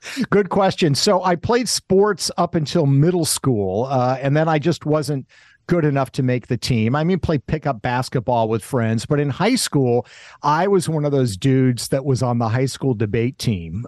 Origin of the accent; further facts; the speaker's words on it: Kent, Washington, United States; also born or lived in Springfield, Vermont; I was born in Springfield, Vermont, but when I was less than a year old, my parents moved to a town called Kent, Washington, which is outside of Seattle